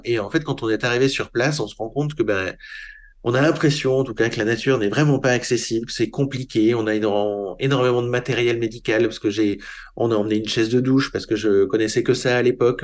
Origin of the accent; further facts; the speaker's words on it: Paris, Île-de-France, France; c'était une vie tout à fait normale d'un jeune Parisien